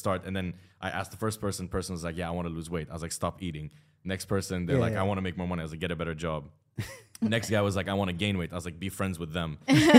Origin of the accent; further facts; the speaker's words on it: United Arab Emirates; also born or lived in Lebanon; I grew up here. Okay. In between Dubai and Sharjah.